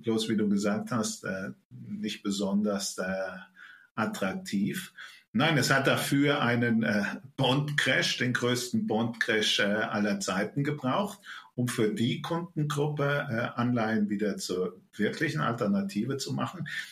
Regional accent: Germany; bei uns in Deutschland

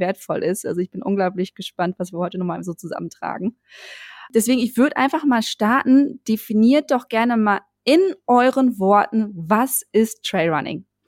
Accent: Münsterland, North Rhine-Westphalia, Germany; now in Berlin, Germany; Flachlandmenschen wie mich groß geworden im Münsterland

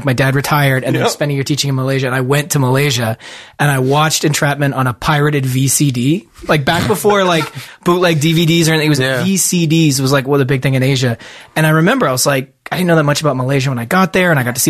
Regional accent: Toronto, Ontario, Canada; I'm from Toronto.

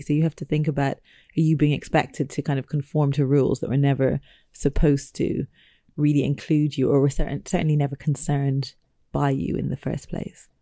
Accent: Ireland; growing up in Ireland

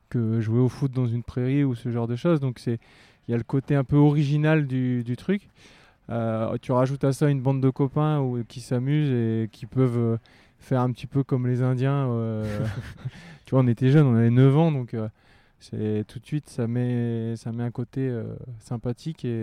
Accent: Boulogne-sur-Mer, Hauts-de-France, France; quand on vient de Boulogne-sur-Mer, c'est quelque chose qui, fait partie du, de l'environnement. Donc, euh, dès le plus jeune âge, j'ai été habitué.

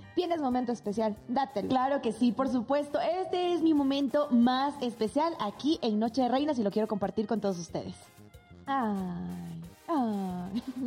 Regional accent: Sucre, Chuquisaca, Bolivia; moved away; Amo con locura mi ciudad natal Sucre toda la diversidad de mi querida Bolivia

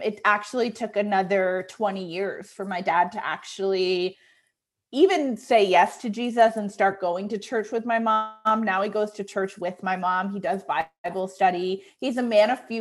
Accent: Connecticut, United States; also born or lived in New York City; I had applied for a job in Connecticut, where I was from, at a pretty big nonprofit.

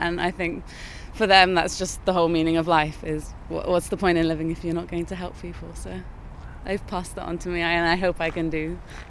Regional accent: Sri Lanka; now in Cardiff, United Kingdom; I have, because I grew up in Sri Lanka, so we don't really have snow.

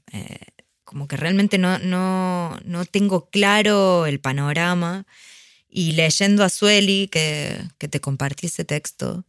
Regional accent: Argentina; nos caracteriza a los argentinos

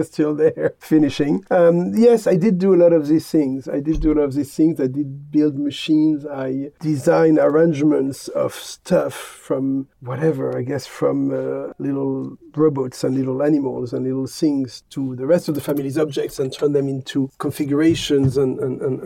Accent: Paris, Île-de-France, France; I grew up in Paris in a very free-spirited environment and family.

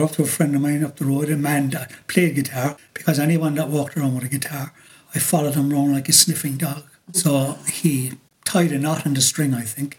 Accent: Cork, Munster, Ireland; I was from Cork

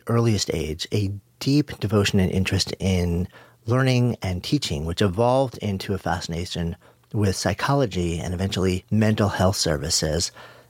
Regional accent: New York, United States; I grew up just outside of New York City, and I've been in New York City for basically my entire adult life.

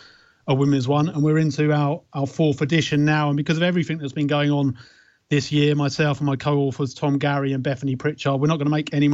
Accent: Beckenham, London, United Kingdom; born or raised there

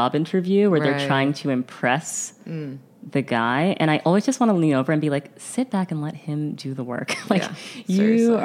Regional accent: New York, United States; growing up in New York, I know a lot of Jewish people

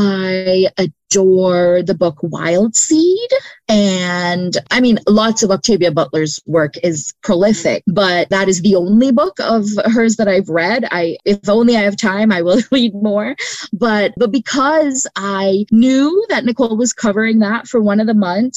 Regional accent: Canada; first language English; also born or lived in Brampton, Ontario / Windsor, Ontario / Scarborough, Ontario / Trinidad; as a Canadian

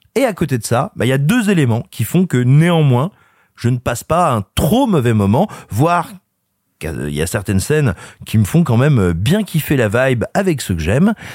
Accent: France; moved away; also born or lived in Burgundy / Cantal / Allier; je suis né en Auvergne et j'ai grandi, grosso modo, entre la Bourgogne, le Cantal, l'Allier

